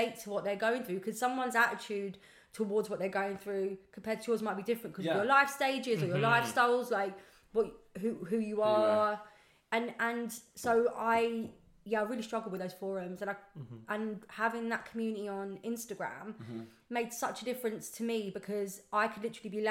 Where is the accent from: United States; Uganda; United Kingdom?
United Kingdom; London; I'm actually a Southwest London girl, but Southwest. I live up in East London.